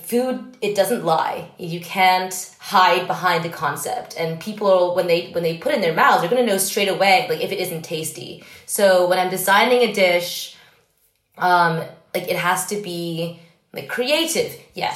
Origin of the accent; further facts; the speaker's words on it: New York, United States; growing up in New York